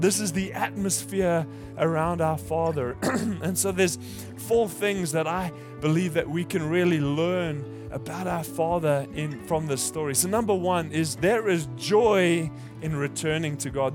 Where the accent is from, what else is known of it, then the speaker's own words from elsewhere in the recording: South Africa; moved away; I'm I'm from South Africa